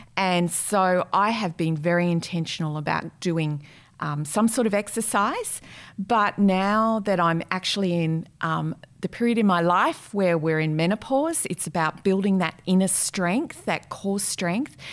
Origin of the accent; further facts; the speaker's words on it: Brisbane, Queensland, Australia; moved away as an adult; also born or lived in Rockhampton / Sydney; now in Perth, Australia; I'm originally from Brisbane, born in Rockhampton